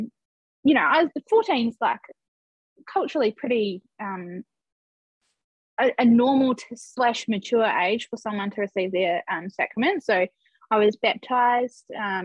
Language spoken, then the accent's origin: English; Christchurch, Canterbury, New Zealand; I'm from Christchurch in New Zealand